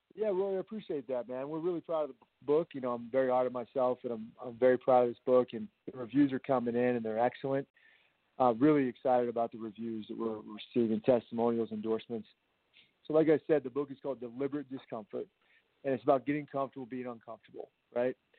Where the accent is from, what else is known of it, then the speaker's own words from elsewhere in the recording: Virginia, United States; I'm originally from Virginia